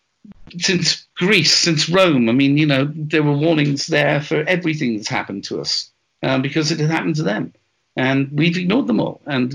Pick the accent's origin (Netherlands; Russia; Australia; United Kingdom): United Kingdom; Wales; I'm Welsh